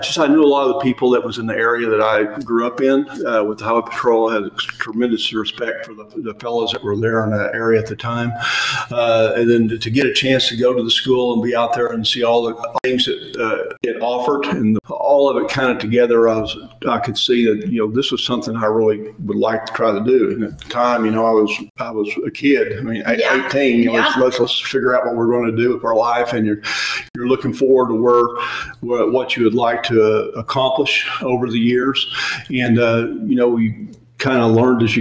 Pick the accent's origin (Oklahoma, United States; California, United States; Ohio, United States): Oklahoma, United States; Elk City; I was born in Elk City, Oklahoma, and grew up out there